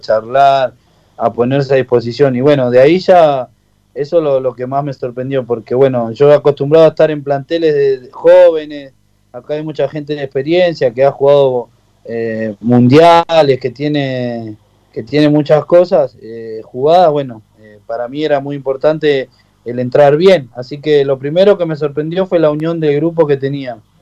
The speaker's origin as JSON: {"language": "Spanish", "town": "Avellaneda", "region": "Buenos Aires Province", "country": "Argentina", "tie": "born or raised there", "said": "yo soy de Avellaneda, eh, me crié en Villa Tranquila"}